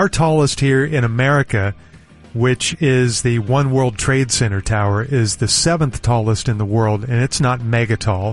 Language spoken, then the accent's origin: English; Oklahoma City, Oklahoma, United States; I grew up in Oklahoma City, and we only had four tall buildings